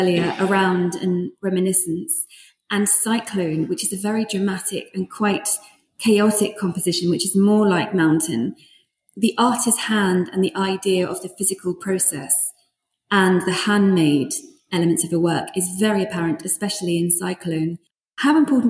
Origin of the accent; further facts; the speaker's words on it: London, United Kingdom; moved away as an adult; also born or lived in Sweden; growing up in London and then spending most of my adult life in Sweden